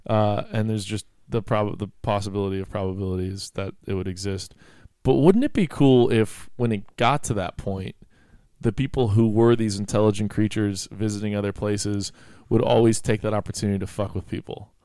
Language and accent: English; Mendocino, California, United States; growing up in Mendocino